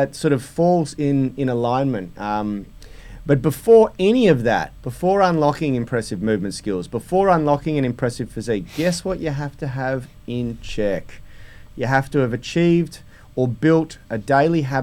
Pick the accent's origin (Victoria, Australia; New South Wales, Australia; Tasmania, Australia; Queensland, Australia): New South Wales, Australia; Sydney; I was born in Newport